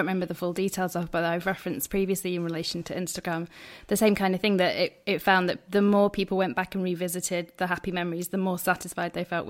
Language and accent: English; United Kingdom; Maybe it's because I'm very British.